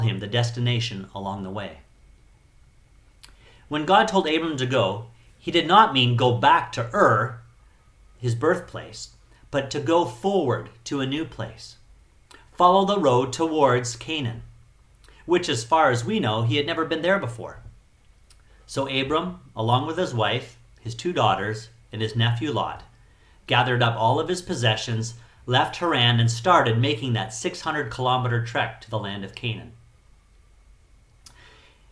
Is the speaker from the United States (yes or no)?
no; Canada; also born or lived in Chiang Mai, Thailand / Phuket, Thailand; now in Thailand; I'm Canadian